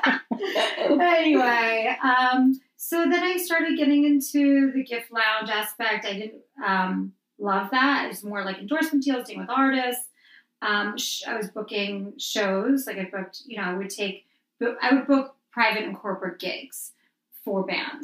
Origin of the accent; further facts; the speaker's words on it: Wayne and Montclair, New Jersey, United States; I'm from Wayne and Montclair